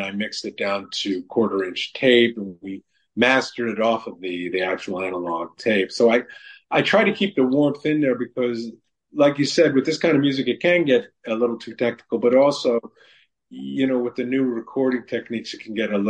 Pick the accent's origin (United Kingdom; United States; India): United States; New York City, New York; when I grew up in New York City